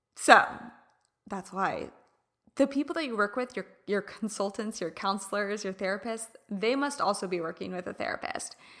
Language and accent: English; Midwest, United States; now in California, United States; I grew up in the Midwest